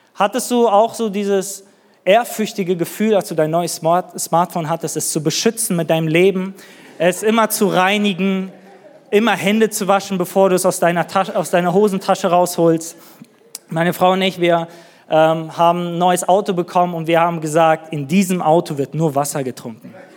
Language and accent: German; Neuss, North Rhine-Westphalia, Germany; moved away as an adult; also born or lived in northern Germany; now in Nuremberg, Germany; wir kommen aus Düsseldorf, aus Neuss, irgendwer hier aus Nordrhein-Westfalen.